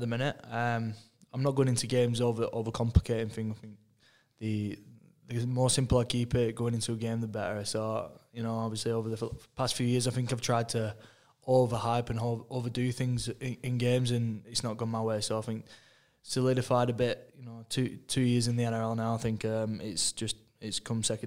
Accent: England, United Kingdom; moved away; I'm an Englishman

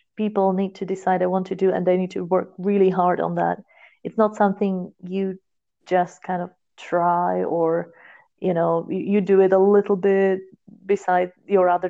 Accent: Slovakia; first language Slovak; English is a second language; I come from a very small town, so there were no people speaking other languages than Slovak around me ever

